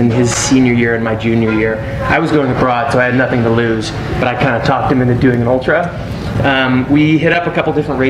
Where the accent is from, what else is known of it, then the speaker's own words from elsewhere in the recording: Santa Barbara, California, United States; I'm from Santa Barbara, which is the new Flagstaff